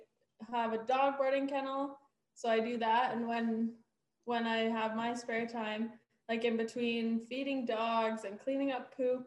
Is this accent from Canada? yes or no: yes; Nampa, Alberta, Canada; also born or lived in Sundre, Alberta; So I was born in Sundry and I lived there till I think we moved up when I was about 5 up to this Nampa Harmon Valley area.